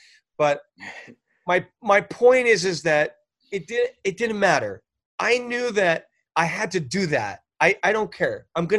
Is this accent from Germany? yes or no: no; Canada; moved away as an adult; now in Los Angeles, United States; when I moved to Los Angeles, you got to remember, I moved from Canada. I had already been on a couple of hundred CDs from Canada.